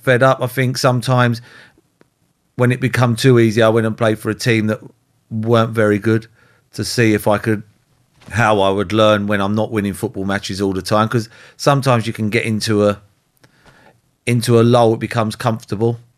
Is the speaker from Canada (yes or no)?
no; London, United Kingdom; I lived in Holsden, I was born in Holsden, so I, I played for Brent